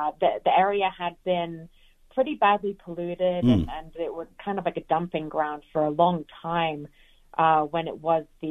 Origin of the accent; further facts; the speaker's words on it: England, United Kingdom; also born or lived in Georgia, United States / Macon, Georgia; now in Denver, United States; I'm from England originally. I was born there, and we moved actually to Georgia in the United States in 1996. And I lived most of my American life in Georgia